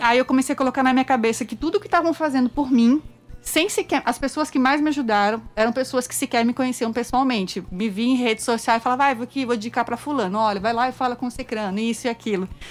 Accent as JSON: {"language": "Portuguese", "region": "interior of São Paulo", "country": "Brazil", "also_born_or_lived": "Brasília", "moved": "as an adult", "lives_now": "João Pessoa, Brazil", "said": "é uma menina do interior de São Paulo"}